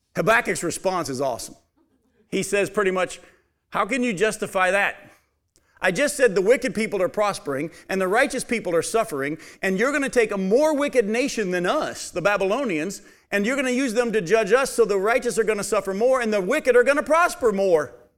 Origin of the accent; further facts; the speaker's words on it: United States; born or raised there